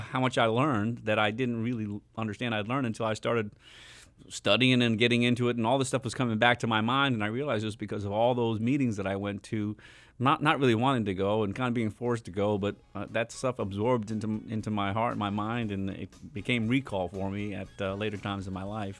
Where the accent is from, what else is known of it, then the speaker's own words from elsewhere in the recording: Long Island, New York, United States; also born or lived in Chandler, Arizona; now in Phoenix, United States; I grew up o, on Long Island, New York, and, uh, graduated from high school there